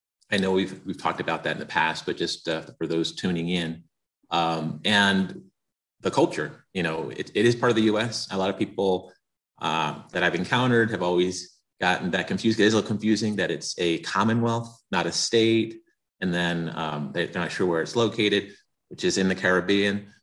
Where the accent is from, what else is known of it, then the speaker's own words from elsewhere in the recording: Pennsylvania, United States; moved away as an adult; also born or lived in Puerto Rico; now in Colorado, United States; even though I grew up in Pennsylvania, like I mentioned, my family's from Puerto Rico